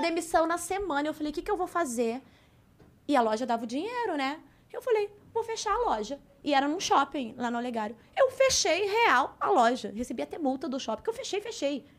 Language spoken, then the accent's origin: Portuguese; Porto Alegre, Rio Grande do Sul, Brazil; accent: gaúcho; moved away as an adult; now in Rio de Janeiro, Brazil; nasci em Porto Alegre, uhum. estudei em Porto é, é, Alegre